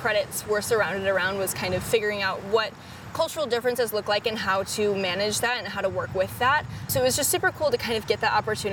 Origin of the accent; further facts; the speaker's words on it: Algonquin, Illinois, United States; I'm from Algonquin, Illinois.